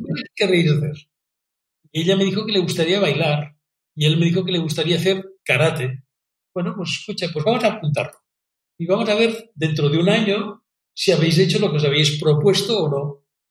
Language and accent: Spanish; Catalonia, Spain; en España y en Cataluña especialmente nos equivocamos